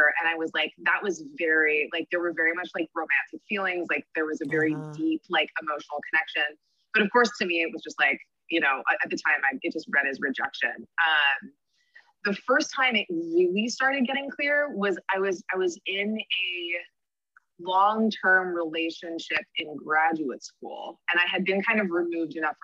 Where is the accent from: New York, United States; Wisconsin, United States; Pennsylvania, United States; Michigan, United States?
New York, United States; New York City; I'm from Brooklyn, New York. I live here with my partner